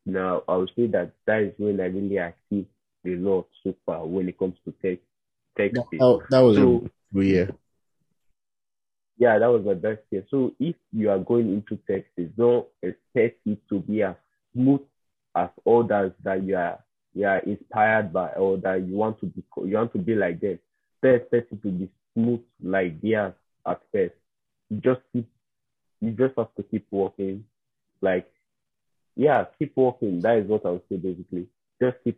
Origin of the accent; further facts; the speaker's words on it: South Edo State, Nigeria; I'm from South Edo State